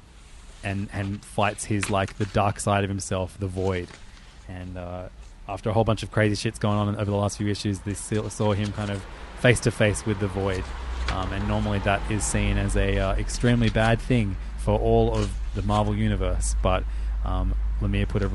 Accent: Australia; as an Australian

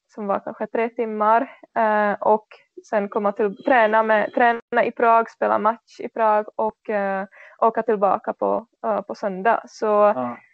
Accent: Czechia; Swedish is a second language; now in Sweden; i den här U19-tjejlag i min hemstad

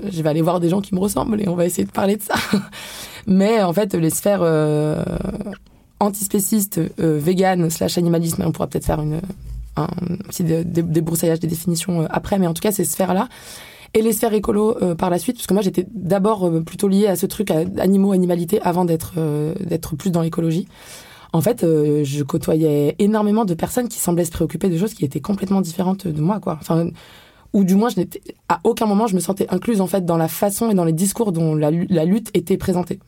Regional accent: France; je suis née en France en fait et je bénéficie du privilège de vivre en Europe

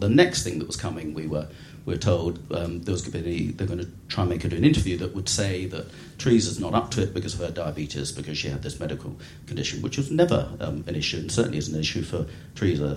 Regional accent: Eastbourne, South East England, United Kingdom; I was born in Eastbourne

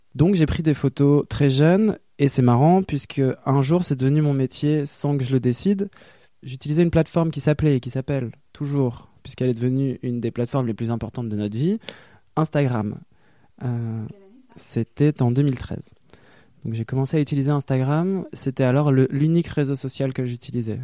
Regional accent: Lille, Hauts-de-France, France; moved away as an adult; also born or lived in Brussels, Belgium; now in Paris, France; j'ai grandi à Lille, dans un milieu bourgeois

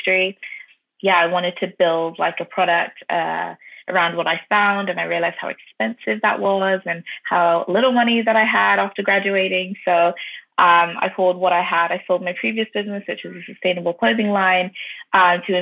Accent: Ireland; also born or lived in London, United Kingdom / North London; London born, but I was raised in Ireland as well

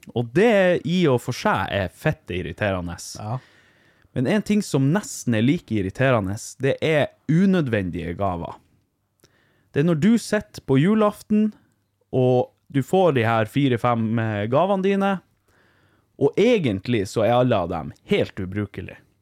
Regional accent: Vardø, Finnmark, Norway; Jeg er jo fra Vardø

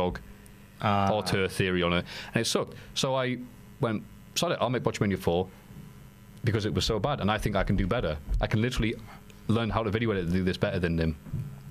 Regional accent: United Kingdom; accent: British; with my fine British accent

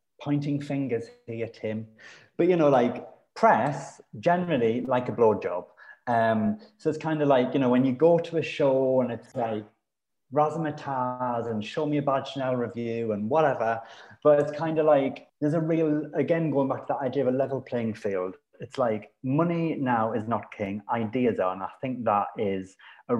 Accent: Sunderland, North East England, United Kingdom; now in London, United Kingdom; I come from Sunderland, which is a city that's by the sea, and you can see the sea from my house.

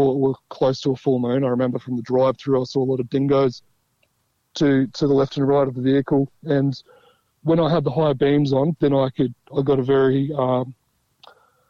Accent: Central Australia, Australia; I'm from Central Australia

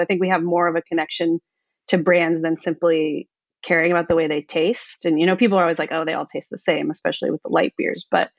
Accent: Colorado, United States; moved away as an adult; also born or lived in Iowa; now in Los Angeles, United States; So I teach at University of La Verne in Southern California. I've been here for 6 years, but I'm originally from Colorado.

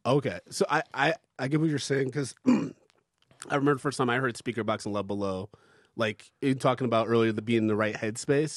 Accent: Ann Arbor, Michigan, United States; moved away; I grew up in Ann Arbor

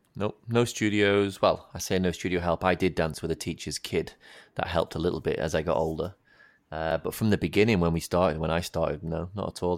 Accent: the north of England, United Kingdom; moved away; we live down here, obviously. I'm a northerner

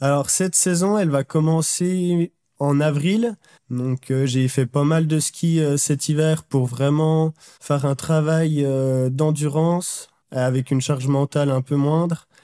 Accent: Jura, Bourgogne-Franche-Comté, France; je viens du Jura et l'académie était basée à Besançon, donc à une heure de chez moi

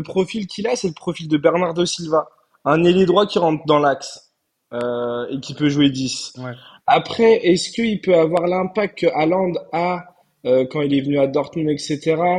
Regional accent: Turkey; je suis turc

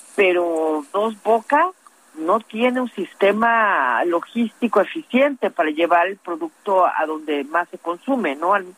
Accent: Mexico; yo como mexicana

